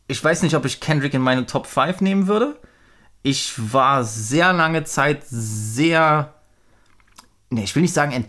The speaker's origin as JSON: {"language": "German", "region": "East Germany", "country": "Germany", "said": "was soll ich dann auch so als, als äh, Ossi-White Boy dann zu über, über Polizeigewalt äh, in, in Amerika sagen?"}